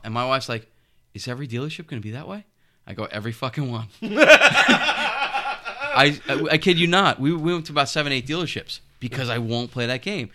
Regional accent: North Patchogue, New York, United States; when I was a kid, I grew up in North Patchogue by Canaan Lake

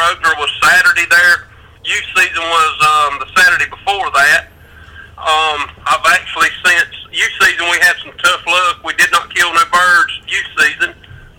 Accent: Hazlehurst, Georgia, United States; I'm actually from South Georgia, would probably be the South Central Georgia. Hazelhurst, Telfair County

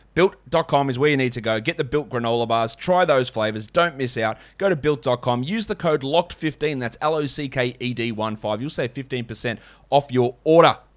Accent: Australia; as an Australian

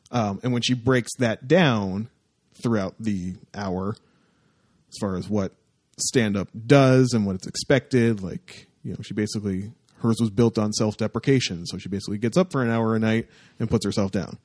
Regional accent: Windsor, Ontario, Canada; my hometown-ish area

